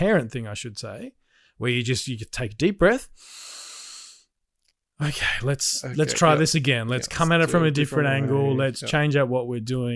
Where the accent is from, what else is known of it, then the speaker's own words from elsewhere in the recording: Australia; as three Australians